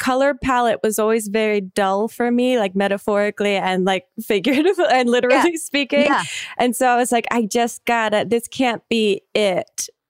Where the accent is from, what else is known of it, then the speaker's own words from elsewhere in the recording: New Jersey, United States; moved away as an adult; I grew up in South Jersey. So the town that I grew up in was like 1 square mile. It's very South Jersey bleak. It's exactly like, strip malls everywhere, like exactly what you would imagine